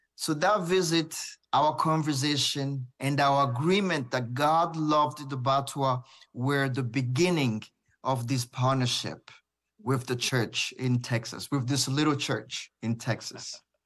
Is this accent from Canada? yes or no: no; Burundi; I was, uh, born and raised in Burundi